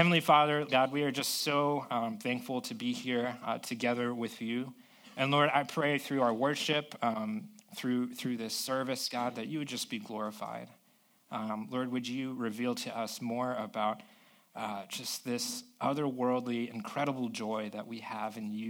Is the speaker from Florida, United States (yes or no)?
yes; South Florida, United States; now in San Diego, United States; I grew up in South Florida